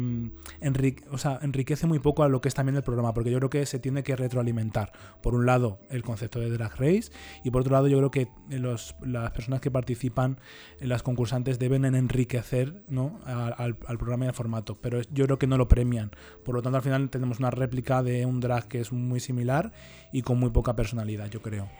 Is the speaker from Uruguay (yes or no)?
no; Leganés, Community of Madrid, Spain; yo también soy de Leganés